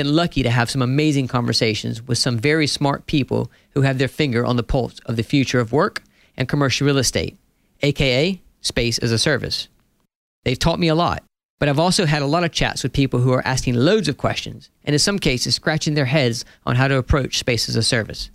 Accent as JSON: {"language": "English", "country": "United States", "accent": "Southern", "moved": "as an adult", "lives_now": "London, United Kingdom", "said": "if you can't tell by my accent by now, I'm an American"}